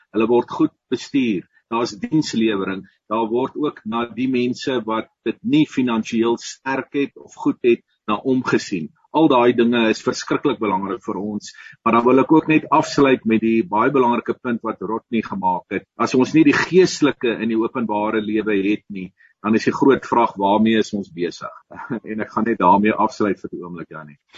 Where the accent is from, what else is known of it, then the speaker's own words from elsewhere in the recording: South Africa; ons het eintlik mekaar almal nodig